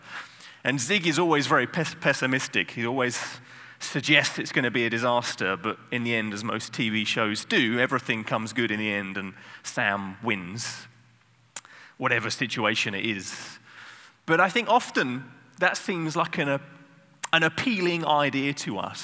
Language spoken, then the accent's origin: English; England, United Kingdom; I'm English